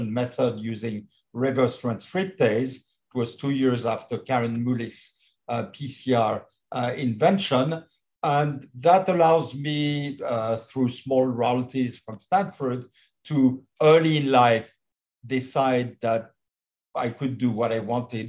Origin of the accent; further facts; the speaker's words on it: Paris, Île-de-France, France; moved away as an adult; also born or lived in California; basically I'm a Parisian. I did my medical studies in Paris.